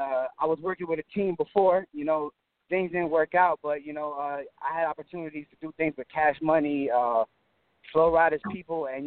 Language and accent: English; Florida, United States; also born or lived in New Jersey; I was born in Jersey, man. But, you know what I'm saying, I came to Florida when I was like a year or 2 years old